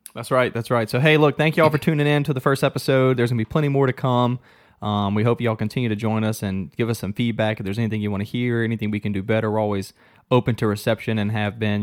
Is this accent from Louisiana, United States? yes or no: yes; Gonzales, Louisiana, United States; accent: Cajun; moved away as an adult; now in Chattanooga, United States; I'm from Louisiana. If you can't tell in a little bit of my Cajun accent, Southern Louisiana to be exact, a city called Gonzales. It's kinda between New Orleans and Baton Rouge. Um, grew up there my whole life